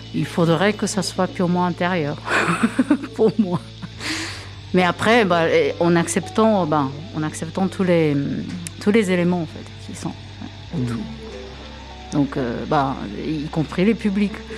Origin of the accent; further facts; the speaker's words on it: Japan; moved away as an adult; now in France; J'ai grandi complètement au Japon. je suis pure, pure japonaise